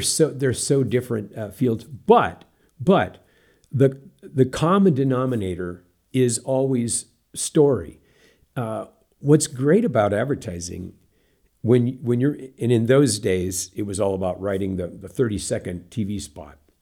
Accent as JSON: {"language": "English", "town": "Santa Rosa", "region": "California", "country": "United States", "tie": "born or raised there", "also_born_or_lived": "Southern Oregon", "moved": "yes", "said": "I grew up in Santa Rosa, California"}